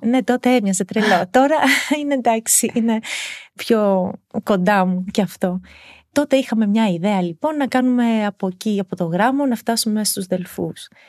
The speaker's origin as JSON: {"language": "Greek", "town": "Lamia", "region": "Central Greece", "country": "Greece", "tie": "born or raised there", "said": "εκεί μεγάλωσα, εκεί έκανα την οικογένειά μου"}